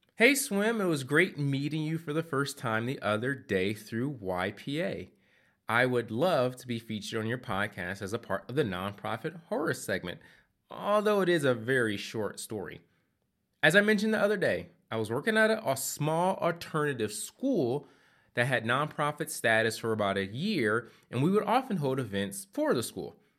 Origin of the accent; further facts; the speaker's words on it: Philadelphia, Pennsylvania, United States; moved away as an adult; also born or lived in Asheville, North Carolina; I, I grew up in Philadelphia